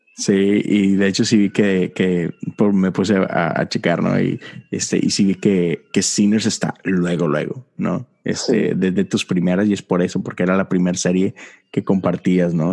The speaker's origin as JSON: {"language": "Spanish", "town": "Monterrey", "region": "Nuevo León", "country": "Mexico", "moved": "yes", "said": "allá en mi tierra"}